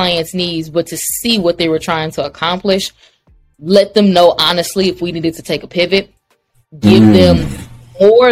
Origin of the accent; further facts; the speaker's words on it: Baton Rouge, Louisiana, United States; I grew up in Baton Rouge